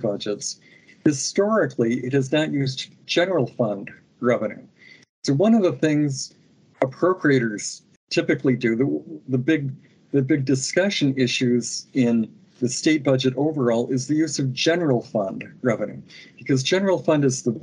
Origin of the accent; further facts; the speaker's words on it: Lansing, Michigan, United States; I grew up in Lansing. I went to Sexton High School